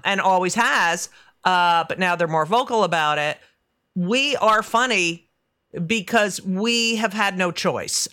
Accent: Union County, New Jersey, United States; I'm from New Jersey, and I never say the ca-, I don't say I'm from Union County

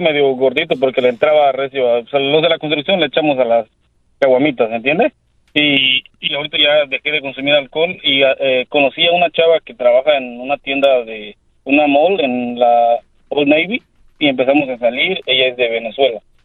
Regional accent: Mexico; yo soy, un mexicano

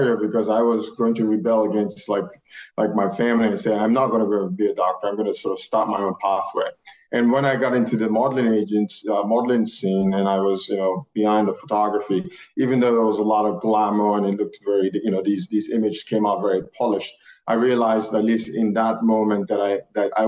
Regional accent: Nigeria; moved away as an adult; now in United States; we're both Nigerian. So I came here at a young age of 18.

